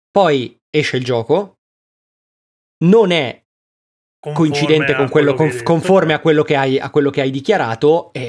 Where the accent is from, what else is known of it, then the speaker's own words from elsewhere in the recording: Lombardy, Italy; Oh, sono del Bresciano, eh.